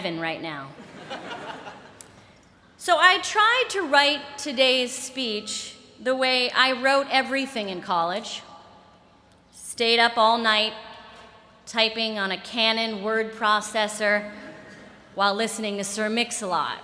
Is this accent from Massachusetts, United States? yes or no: yes; Boston, Massachusetts, United States; now in New York, United States; as a Bostonian